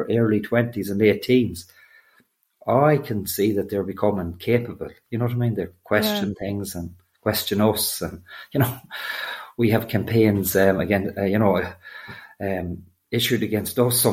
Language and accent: English; Leitrim, Connacht, Ireland; I'm a farmer from Leitrim